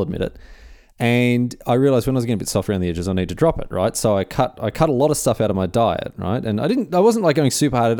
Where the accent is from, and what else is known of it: Australia